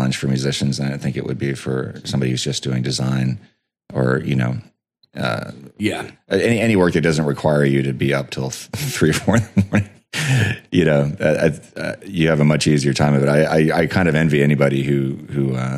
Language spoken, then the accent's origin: English; United States; growing up in the States